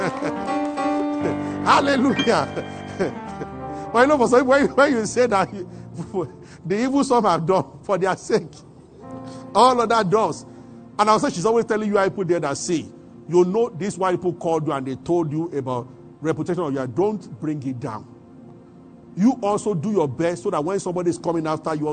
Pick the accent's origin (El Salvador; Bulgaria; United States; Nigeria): Nigeria; Abuja, Federal Capital Territory; we grew up together in Abuja